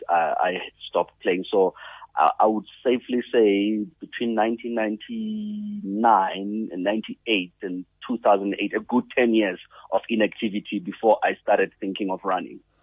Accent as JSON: {"language": "English", "country": "South Africa", "said": "as a South African"}